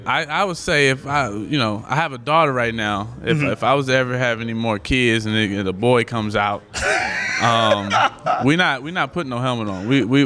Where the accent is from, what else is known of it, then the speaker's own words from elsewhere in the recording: Washington, District of Columbia, United States; I'm from D.C.